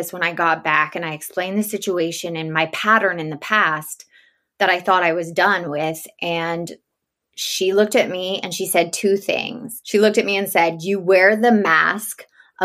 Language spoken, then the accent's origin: English; the South, United States; now in Los Angeles, United States; I was raised in the South